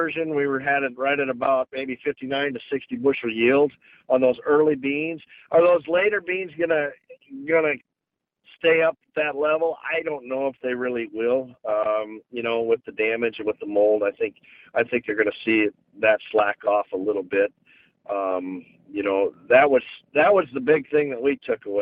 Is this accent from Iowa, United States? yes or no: yes; the Mississippi, Iowa, United States; I grew up here on the Mississippi